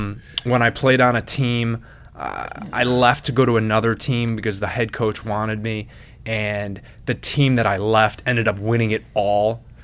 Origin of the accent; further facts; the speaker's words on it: Lyndhurst, Tennessee, United States; Yeah, since we grew up in Lyndhurst, man. Yeah. Lyndhurst Dad's Club.